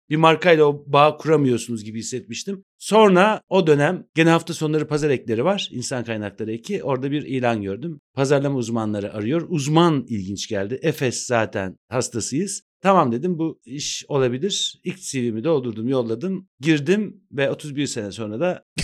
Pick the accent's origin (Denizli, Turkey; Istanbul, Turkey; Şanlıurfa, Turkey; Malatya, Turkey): Istanbul, Turkey; born there; 68 İstanbul doğumluyum. Pertevniyel'de okudum.